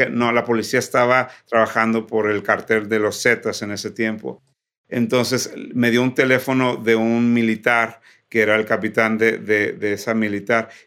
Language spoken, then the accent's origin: Spanish; Ciudad Victoria, Tamaulipas, Mexico; now in United States; nací y crecí en Ciudad Victoria, Tamaulipas, pero soy hijo de misioneros.